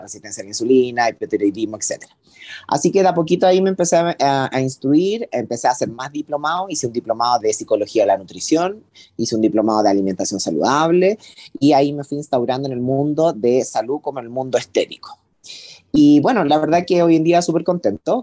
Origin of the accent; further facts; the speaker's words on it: Rancagua, O'Higgins, Chile; mi gente de Rancagua, yo soy de Rancagua